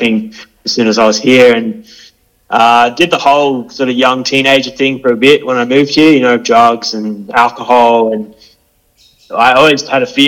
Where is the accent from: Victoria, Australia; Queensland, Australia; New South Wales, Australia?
Queensland, Australia; Hervey Bay; I was born up in Harvey Bay, so Butchler country.